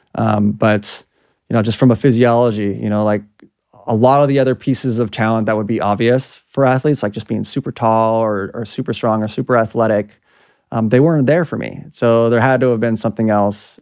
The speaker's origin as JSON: {"language": "English", "town": "Los Angeles", "region": "California", "country": "United States", "tie": "born or raised there", "said": "I grew up in Southern California, Los Angeles"}